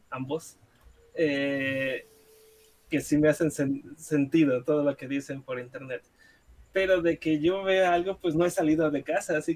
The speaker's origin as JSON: {"language": "Spanish", "town": "Guadalajara", "region": "Jalisco", "country": "Mexico", "said": "de hecho yo soy de Guadalajara y todavía hay gente que sale."}